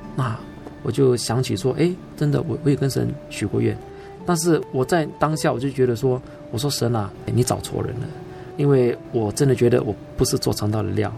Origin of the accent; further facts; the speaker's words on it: Singapore; also born or lived in Sabah, Malaysia; 在我一岁啊，我就从沙巴，啊，移民到新加坡